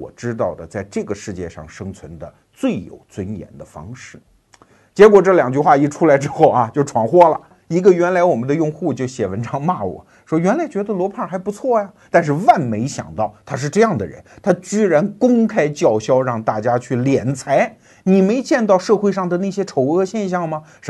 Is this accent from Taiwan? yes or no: no; China; 我们中国人对于钱的问题就有点像这个老秀才。